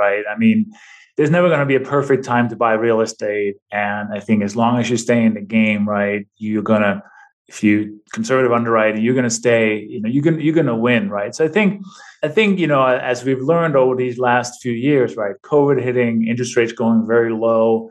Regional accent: Denmark; now in New Mexico, United States; I'm originally from Denmark. I've been in this country for 26 years now

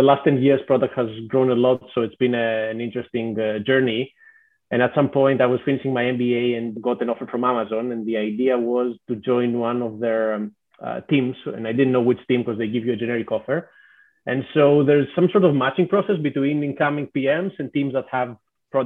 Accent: Greece; moved away as an adult; also born or lived in Athens; now in Seattle, United States; I'm originally from Greece, so definitely Greece is home

